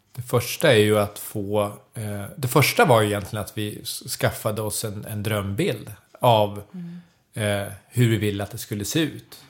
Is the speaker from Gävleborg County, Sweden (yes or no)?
no; Södertälje, Stockholm County, Sweden; moved away as an adult; now in Leksand, Sweden; jag är född och uppvuxen i Södertälje så jag har ju flyttat till Leksand